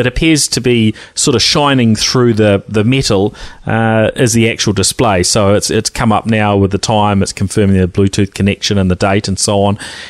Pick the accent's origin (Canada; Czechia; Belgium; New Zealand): New Zealand; accent: Kiwi twang; my Kiwi twang